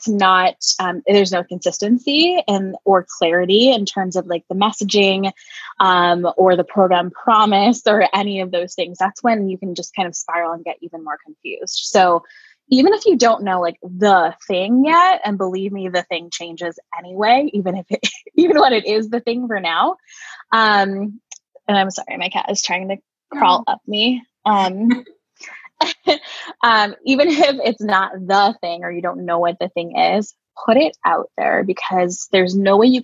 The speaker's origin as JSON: {"language": "English", "region": "Connecticut", "country": "United States", "tie": "born or raised there", "moved": "as an adult", "lives_now": "Cleveland, United States", "said": "I'm originally from a state in the US called Connecticut"}